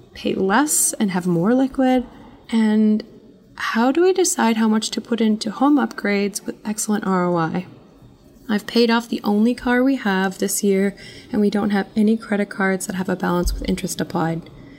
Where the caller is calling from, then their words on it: Crystal Lake, Illinois, United States; I'm … from Crystal Lake, a suburb of Chicago.